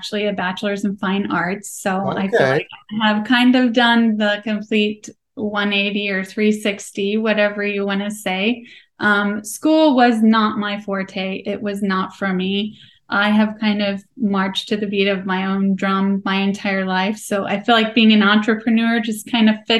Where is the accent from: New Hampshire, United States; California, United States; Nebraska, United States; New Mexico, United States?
Nebraska, United States; I am born and raised in Nebraska, and I'm darn proud of it